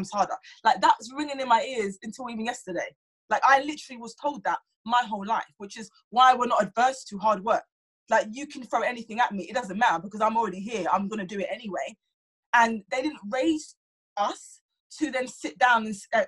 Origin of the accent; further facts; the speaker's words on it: London, United Kingdom; I was raised in South London